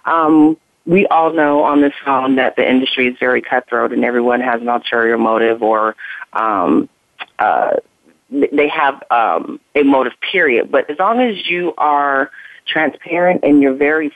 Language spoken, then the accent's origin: English; Chicago, Illinois, United States; now in Los Angeles, United States; I grew up and moved back home to Chicago